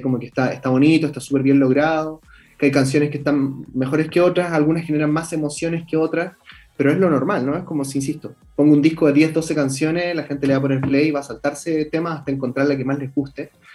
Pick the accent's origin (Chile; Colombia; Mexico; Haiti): Chile; yo soy chileno